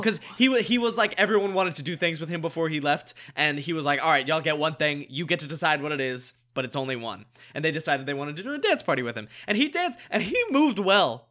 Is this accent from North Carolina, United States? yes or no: yes; North Carolina, United States; moved away as an adult; now in Los Angeles, United States; grew up in North Carolina, went to college in North Carolina, came out here pursuing acting careers